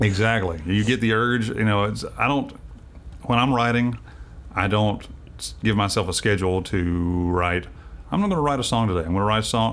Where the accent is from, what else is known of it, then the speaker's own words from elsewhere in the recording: Winchester, Tennessee, United States; moved away; also born or lived in Nashville, Tennessee; I grew up there. I was actually born here in Nashville, but I grew up down in Winchester.